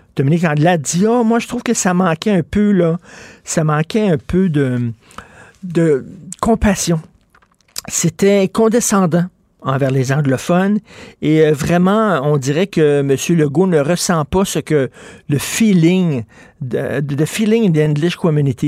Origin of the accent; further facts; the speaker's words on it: Quebec, Canada; Je suis québécois